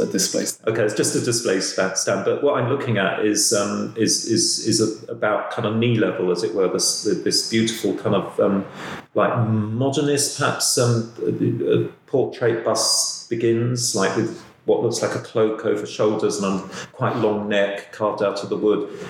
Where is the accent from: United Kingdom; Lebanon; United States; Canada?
United Kingdom; London; as a Londoner